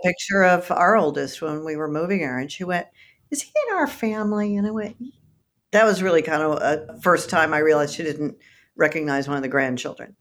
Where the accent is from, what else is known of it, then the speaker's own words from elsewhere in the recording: Texas, United States; I'm from Texas